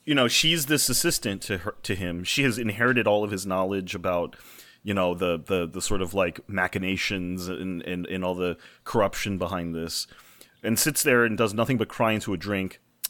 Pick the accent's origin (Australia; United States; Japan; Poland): Japan; I grew up in Japan. I can tell you why.